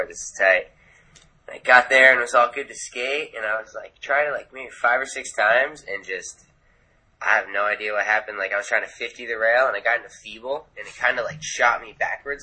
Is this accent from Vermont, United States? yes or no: yes; Vermont, United States; moved away; I'm from Vermont originally.